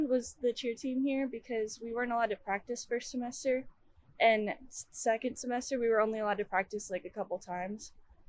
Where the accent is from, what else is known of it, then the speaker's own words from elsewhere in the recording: Colorado, United States; moved away as an adult; now in Sacramento, United States; I'm from Colorado, so moving out here was kind of tough to navigate.